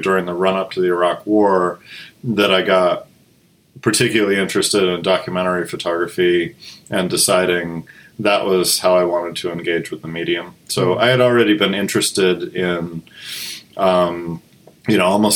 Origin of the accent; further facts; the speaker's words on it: just north of Boston, eastern Massachusetts, United States; I grew up in eastern Massachusetts, just north of Boston